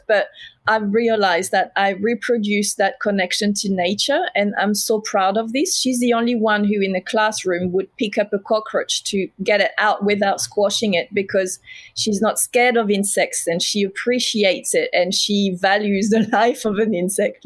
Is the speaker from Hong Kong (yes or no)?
no; south of France, France; accent: French; English is a second language; now in Melbourne, Australia; I'm French, as you can hear